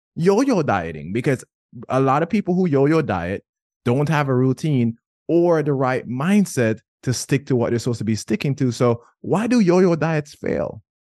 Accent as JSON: {"language": "English", "country": "Jamaica", "said": "I'm Jamaican"}